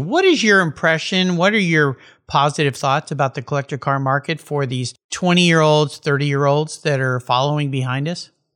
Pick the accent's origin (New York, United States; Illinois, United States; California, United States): California, United States; San Diego; I grew up surfing with when we were growing up in La Jolla